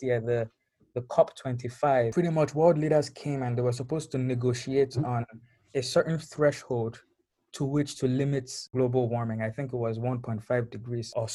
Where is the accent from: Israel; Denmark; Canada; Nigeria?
Nigeria; Lagos; moved away; growing up in Lagos